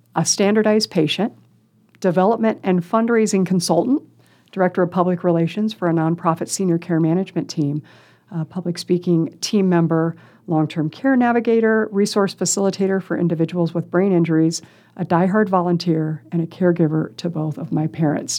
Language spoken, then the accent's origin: English; Council Bluffs, Iowa, United States; also born or lived in Des Moines, Iowa / Lincoln, Nebraska; raised in council bluffs